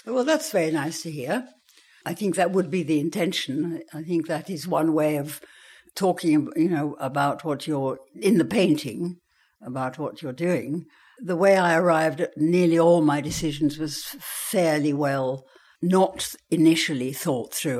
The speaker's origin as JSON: {"language": "English", "area": "Worcestershire", "region": "West Midlands", "country": "United Kingdom", "tie": "born or raised there", "also_born_or_lived": "Vienna, Austria", "said": "the landscape where I grew up in Worcestershire was so spectacular"}